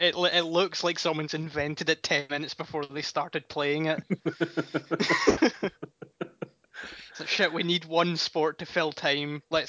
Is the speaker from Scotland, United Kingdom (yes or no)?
yes; Scotland, United Kingdom; because I'm Scottish, I don't watch cricket